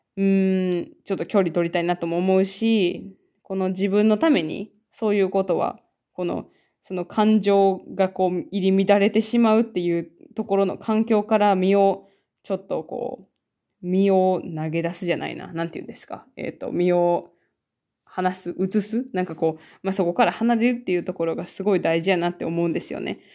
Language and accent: Japanese; Japan; born or raised there; now in Finland